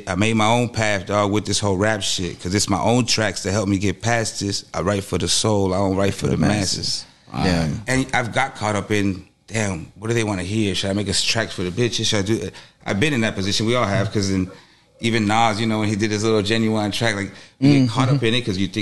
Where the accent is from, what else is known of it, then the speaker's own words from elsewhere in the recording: Cutler Ridge, Florida, United States; also born or lived in Los Angeles, California / Las Vegas, Nevada; I was born in L.A. originally, but I was raised here in Cutler Ridge